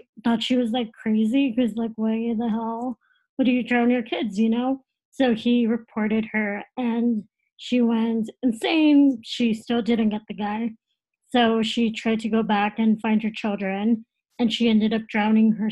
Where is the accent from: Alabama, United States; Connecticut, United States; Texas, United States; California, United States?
Texas, United States; moved away; I'm originally from Texas